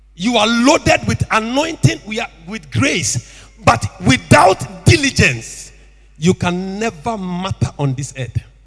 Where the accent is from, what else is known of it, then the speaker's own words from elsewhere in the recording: Tema, Greater Accra, Ghana; I was born and bred in Tema.